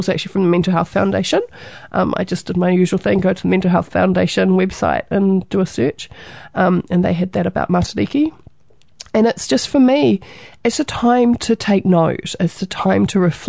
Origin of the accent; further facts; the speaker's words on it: New Zealand; being a Kiwi, being a New Zealander